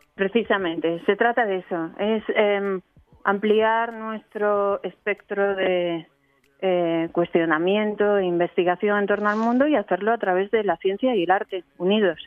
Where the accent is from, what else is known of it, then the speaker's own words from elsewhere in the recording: Spain; moved away as an adult; now in Geneva, Switzerland; yo soy española, trabajo en Ginebra